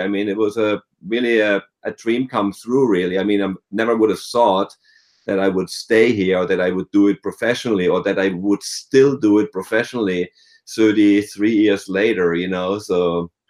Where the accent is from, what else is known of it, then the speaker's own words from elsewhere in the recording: near Freiburg in the Black Forest, Baden-Württemberg, Germany; moved away as an adult; now in United States; I grew up in the, near Freiburg in the Black Forest